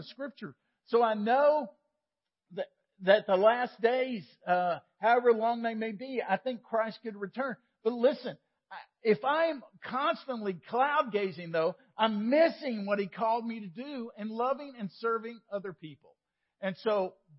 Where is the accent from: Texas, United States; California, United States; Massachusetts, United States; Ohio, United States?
Texas, United States; Waco; Sam and I grew up in Waco